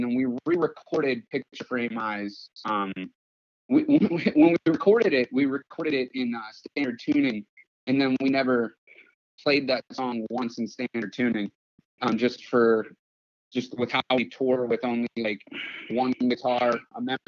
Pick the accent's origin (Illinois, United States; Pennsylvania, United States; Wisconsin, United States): Pennsylvania, United States; now in Los Angeles, United States; I'm from Pennsylvania, but I currently live in Los Angeles